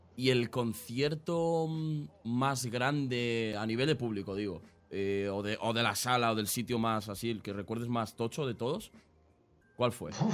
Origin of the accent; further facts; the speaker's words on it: Aranjuez, Community of Madrid, Spain; Yo soy de Madrid, eh, igual, pero de Madrid Sur. O sea, estamos justo en el otro lado. Yo soy de, Aranjuez.